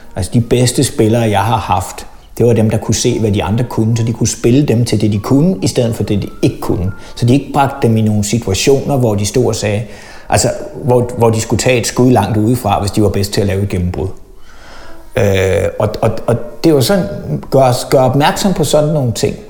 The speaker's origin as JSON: {"language": "Danish", "town": "Lyngby", "region": "Capital Region of Denmark", "country": "Denmark", "tie": "born or raised there", "also_born_or_lived": "Tunisia / Aalborg", "said": "boede jeg på Djævløen, indtil jeg var 30"}